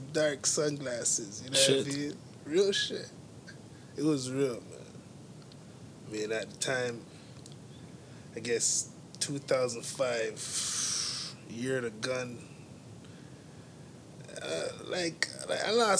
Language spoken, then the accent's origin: English; Toronto, Ontario, Canada; I grew up on Western Road in Eglinton